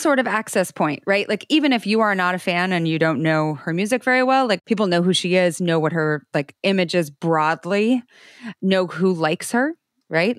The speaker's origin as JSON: {"language": "English", "region": "Idaho", "country": "United States", "tie": "born or raised there", "said": "I grew up in Idaho"}